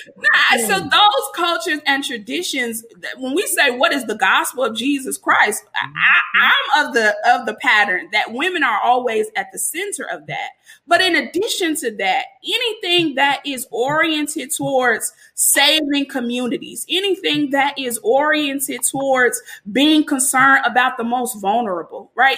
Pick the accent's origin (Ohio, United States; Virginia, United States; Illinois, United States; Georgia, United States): Illinois, United States; Chicago; I'm from Chicago